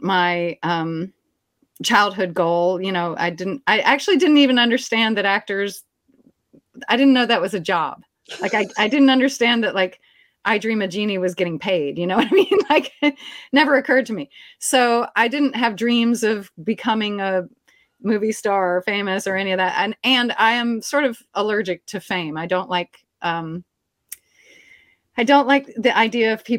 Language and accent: English; Maryland, United States; moved away as an adult; also born or lived in Washington, D.C. / Japan / Alabama; now in New Orleans, United States; raised in a Louisiana household in Maryland.